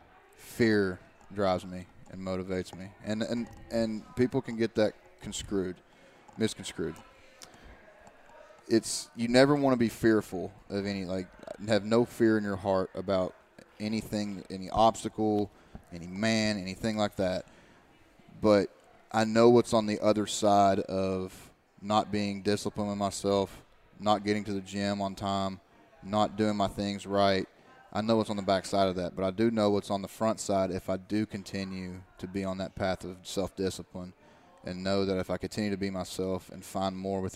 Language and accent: English; Eastern Kentucky, United States; moved away; my hometown and everything like that. And I was like, literally, you go back to Eastern Kentucky